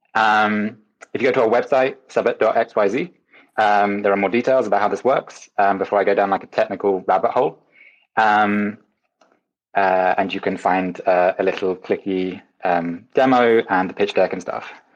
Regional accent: Wales, United Kingdom; I'm Welsh

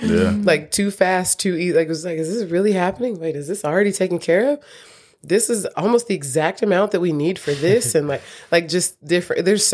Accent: Tulsa, Oklahoma, United States; we needed to go back and build in Tulsa

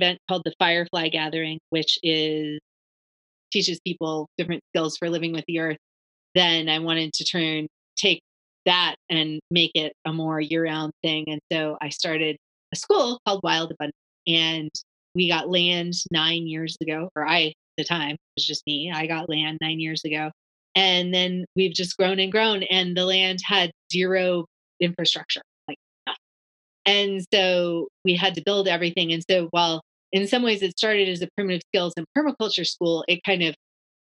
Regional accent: Washington, United States; also born or lived in Barcelona / Guatemala; now in North Carolina, United States; I grew up in Washington State

